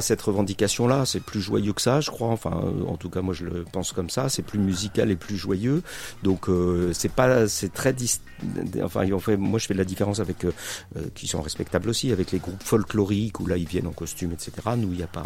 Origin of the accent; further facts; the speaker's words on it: central France, France; moved away as an adult; also born or lived in Creuse / Limoges / Paris; je viens donc du centre de la France. J'ai fait, avant de monter à Paris, j'étais au lycée à Limoges, j'étais creusois, euh, et euh, je suis pas creusois d'origine, mais je suis arrivé en Creuse à un moment